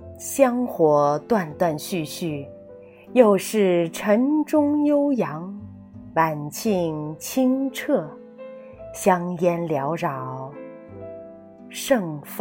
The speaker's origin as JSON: {"language": "Chinese", "area": "Wutai Mountain, Xinzhou", "region": "Shanxi", "country": "China", "tie": "born or raised there", "said": "我家乡的一个名胜之地——五台山。五台山位于山西省忻州市五台县境内，"}